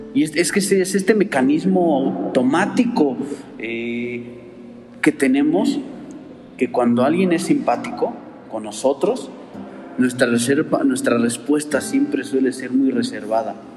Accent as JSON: {"language": "Spanish", "country": "Mexico", "said": "así somos como mexicanos."}